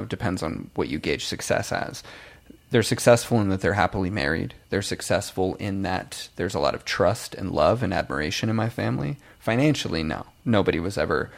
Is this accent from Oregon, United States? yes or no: yes; Astoria, Oregon, United States; moved away as an adult; also born or lived in Vancouver; now in Southern California, United States; I'm from Astoria, Oregon, which is a super small town